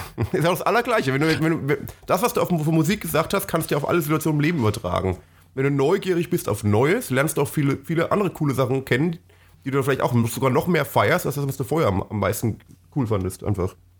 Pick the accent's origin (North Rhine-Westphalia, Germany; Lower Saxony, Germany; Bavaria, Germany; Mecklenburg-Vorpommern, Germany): Bavaria, Germany; Franconia; bei uns ist ja, ist ja sehr, äh, war ja sehr fränkisch geprägt, wo ich aufgewachsen bin